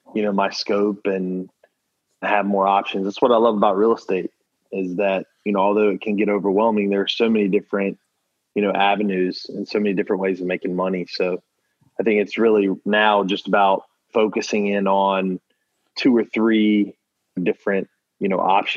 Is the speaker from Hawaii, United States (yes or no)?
no; Charlotte, North Carolina, United States; moved away as an adult; now in Jacksonville, United States; I'm from Charlotte, North Carolina